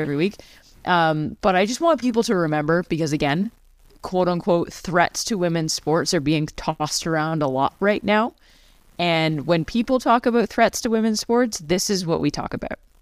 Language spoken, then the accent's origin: English; Canada; I'm a Canadian